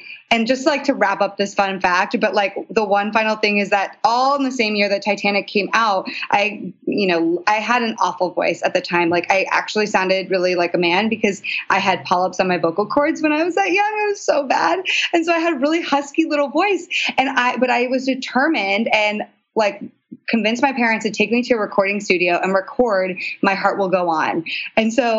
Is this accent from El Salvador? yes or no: no; Canada; also born or lived in New York; now in Los Angeles, United States; I was born in Canada